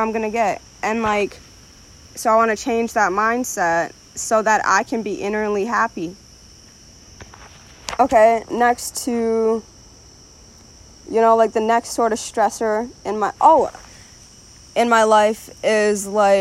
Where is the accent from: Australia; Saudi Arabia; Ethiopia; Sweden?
Ethiopia; moved away; I was born in Ethiopia.